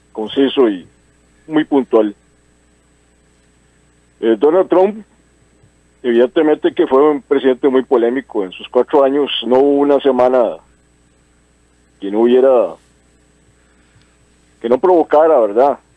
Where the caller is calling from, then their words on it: Desamparados, San José, Costa Rica; Buenos días … de Desamparados.